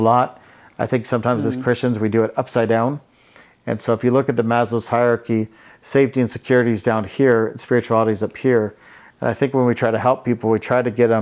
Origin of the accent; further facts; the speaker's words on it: Hawaii, United States; moved away; also born or lived in Bay Area, California; I grew up here in Hawaii.